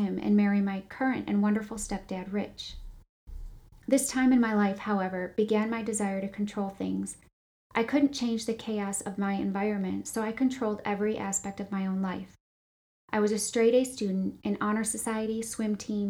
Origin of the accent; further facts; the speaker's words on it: Grand Rapids, Michigan, United States; I was born in Grand Rapids, Michigan to two loving parents